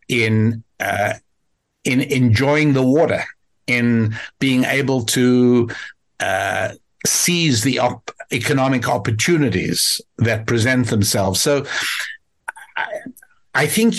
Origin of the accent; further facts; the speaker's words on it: South Africa; now in United States; I'm American, but I'm also African